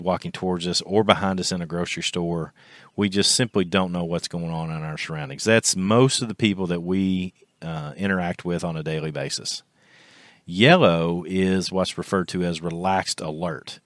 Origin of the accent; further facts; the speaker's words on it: Kentucky, United States; our local high school here in my hometown in Kentucky